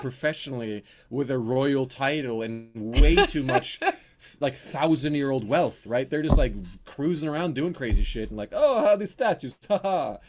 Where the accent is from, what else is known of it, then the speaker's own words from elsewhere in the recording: Norway; accent: Norwegian; my real Norwegian accent